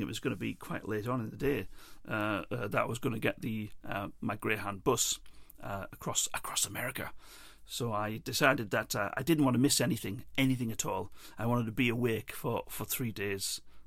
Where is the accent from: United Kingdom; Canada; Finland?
United Kingdom; England; also born or lived in Ireland; I'm English